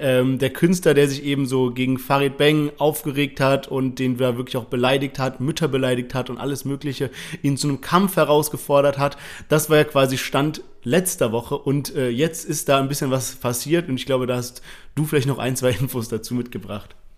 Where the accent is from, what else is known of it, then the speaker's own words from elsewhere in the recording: Germany; als Deutscher